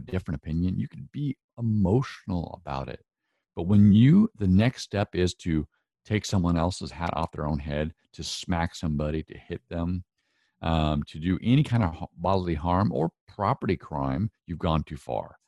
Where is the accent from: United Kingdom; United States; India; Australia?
United States; Northwest; accent: Northwest